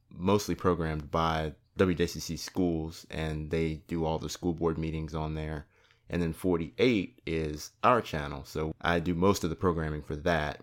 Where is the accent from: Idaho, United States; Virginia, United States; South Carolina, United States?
Virginia, United States; Gloucester; moved away as an adult; I'm from Gloucester